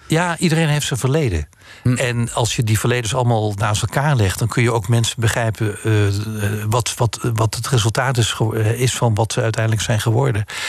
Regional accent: Netherlands; moved away as an adult; also born or lived in France; als Nederlander

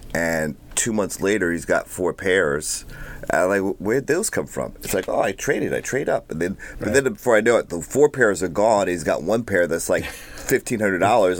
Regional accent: New York, United States; moved away; I'm from New York

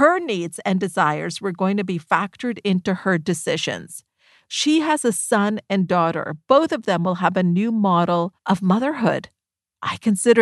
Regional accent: Canada; myself and my brother were born here in Canada.

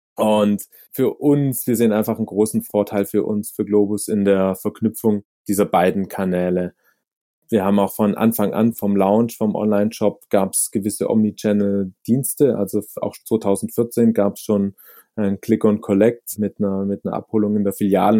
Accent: near Stuttgart, Baden-Württemberg, Germany; moved away as an adult; now in Zurich, Switzerland; wie man hört, komme ich aus, aus Deutschland, aus dem süddeutschen Raum, aus der Nähe von Stuttgart und lebe aber mittlerweile seit zwölf Jahren in Zürich

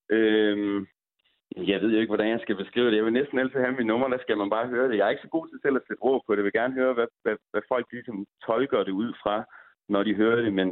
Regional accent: Aalborg, North Denmark Region, Denmark; jeg er ingen fucking dansk, jeg er fucking Aalborgenser.

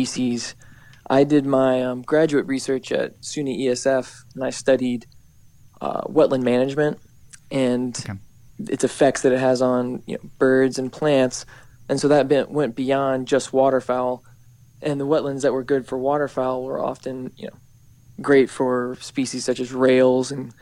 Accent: North Carolina, United States; I'm originally from North Carolina, and I grew up in a duck hunting family

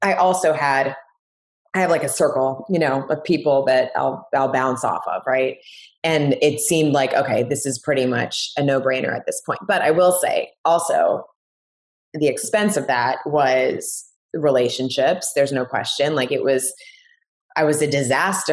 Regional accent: Washington, District of Columbia, United States; moved away; also born or lived in Miami; a TV station in Washington, D.C., which was basically my hometown

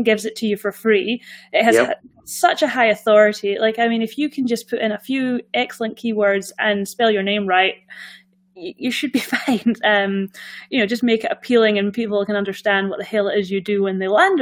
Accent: Scotland, United Kingdom; accent: Scottish; obviously I've got the Scottish accent, but I'm Scottish.

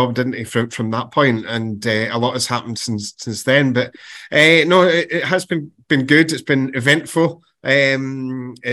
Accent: Glasgow, Scotland, United Kingdom; moved away; I come from the East End of Glasgow

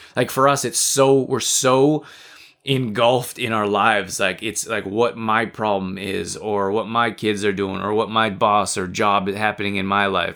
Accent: United States; also born or lived in Canada; I'm American too. I'm from the U S as well.

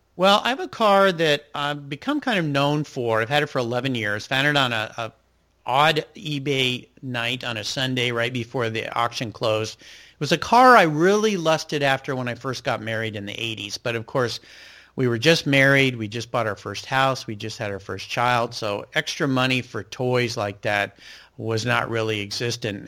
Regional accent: Southern California, United States; now in Pacific Northwest, United States; where I grew up in Southern California

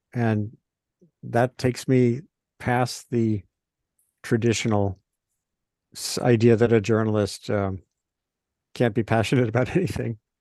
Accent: Rhode Island, United States; now in Maine, United States; I grew up in Rhode Island

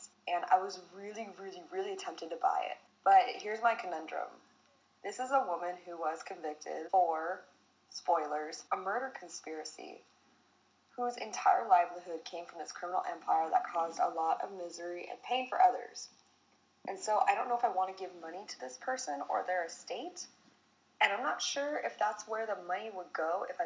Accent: United States; as an American

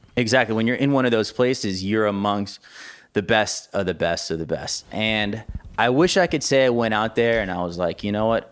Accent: Miami, Florida, United States; I was actually born and raised in Miami, Florida

